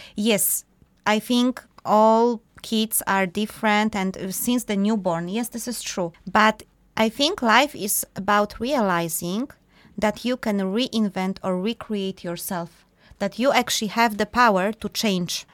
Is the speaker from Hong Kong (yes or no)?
no; Poland; moved away; we are both from Poland originally